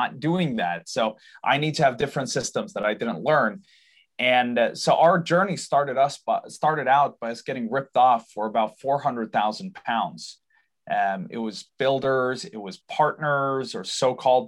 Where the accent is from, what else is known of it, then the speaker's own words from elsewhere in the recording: Sweden; we live in Sweden. I'm born here, raised here. I apologize for my accent. That's my dad's fault. He's from the US. but I'm born and raised in Sweden